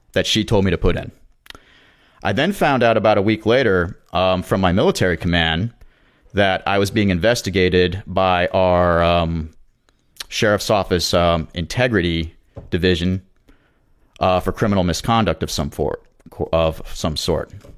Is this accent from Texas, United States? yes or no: no; Jacksonville, Florida, United States; moved away as an adult; also born or lived in Charleston, South Carolina; I was originally from Jacksonville